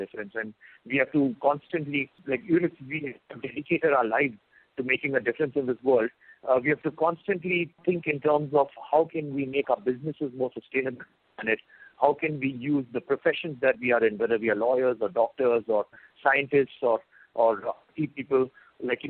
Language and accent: English; India; I've been brought up over here